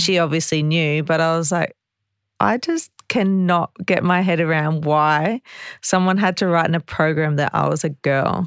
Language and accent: English; Ipswich, Queensland, Australia; I'm from Ipswich